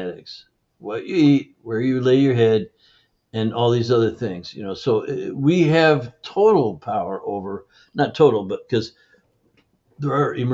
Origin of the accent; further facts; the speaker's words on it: Canada; I grew up in Canada